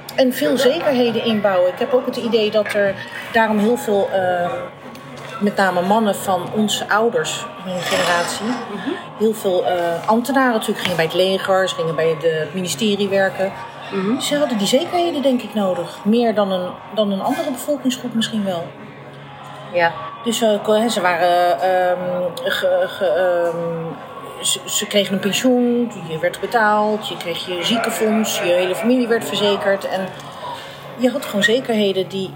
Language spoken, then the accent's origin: Dutch; The Hague, South Holland, Netherlands; Ik ben geboren in Den Haag. Ik ben opgegroeid en eh, groot geworden. En altijd gewoond in staatkwartier Statenkwartier, in de Indo-wijk van Den Haag